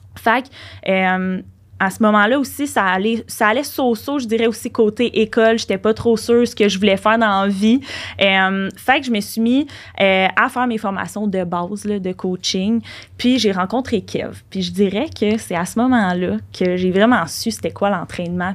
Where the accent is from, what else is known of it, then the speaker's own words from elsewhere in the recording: Laval, Quebec, Canada; on est de Laval puis on reste à Laval